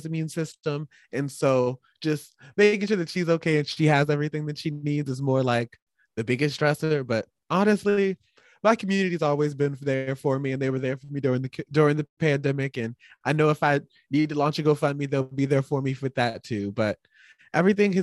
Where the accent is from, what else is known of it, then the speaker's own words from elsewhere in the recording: Winslow Township, New Jersey, United States; also born or lived in Philadelphia, Pennsylvania / Washington, District of Columbia, United States; I was born in Philly at in Temple, then raised a bunch in like Southern Jersey, Camden County, Winslow Township, like all of that area, Southern Jersey.